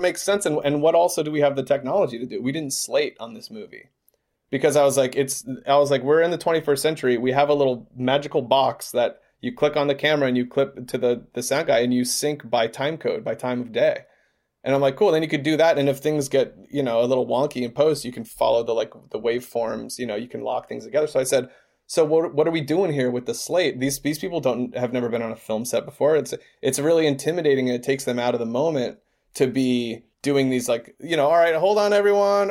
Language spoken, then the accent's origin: English; Georgia, United States; moved away as an adult; now in Los Angeles, United States; We are from Georgia. We grew up in Georgia.